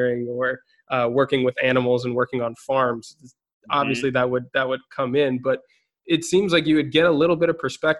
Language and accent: English; Minnesota, United States; moved away; growing up in Minnesota